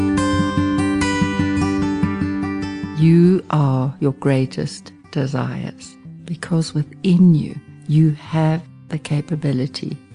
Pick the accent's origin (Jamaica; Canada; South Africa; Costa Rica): South Africa; West Rand, Gauteng; I grew up on the West Rand